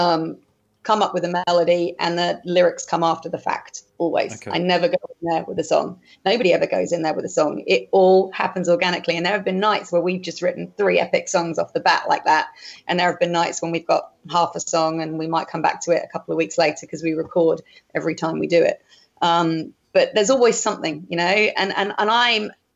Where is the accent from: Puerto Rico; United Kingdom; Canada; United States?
United Kingdom; England; also born or lived in Northern Beaches, Sydney; now in Sydney, Australia; as an English person